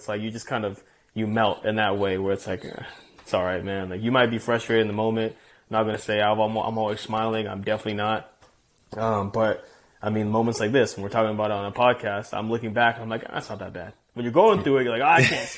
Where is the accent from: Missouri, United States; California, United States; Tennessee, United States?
California, United States; Chino Hills; growing up in Chino Hills, spoiled, you know, my mom, only child